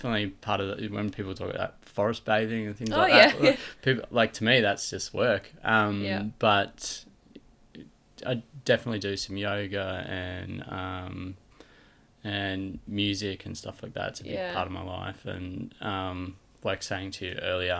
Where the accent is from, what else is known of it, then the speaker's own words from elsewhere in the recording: Australia; I grew up in Crumlin Valley